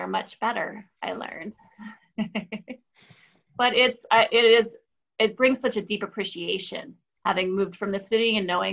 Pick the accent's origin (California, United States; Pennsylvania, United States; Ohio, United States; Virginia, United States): Pennsylvania, United States; Philadelphia; moved away; I'm from South Philly